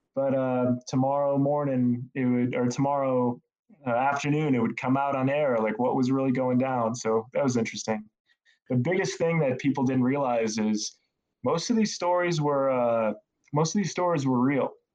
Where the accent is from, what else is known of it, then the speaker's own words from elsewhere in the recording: Northeast Indiana, United States; moved away; I was born in Indiana and I moved around a little bit growing up. Uh, but for the most part, I was raised in Northeast Indiana in a more rural area.